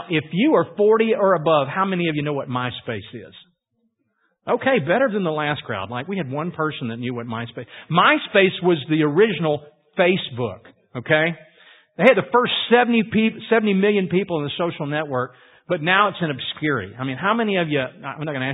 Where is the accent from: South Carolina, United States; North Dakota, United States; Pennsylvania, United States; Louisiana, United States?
Louisiana, United States; growing up in Louisiana and swampland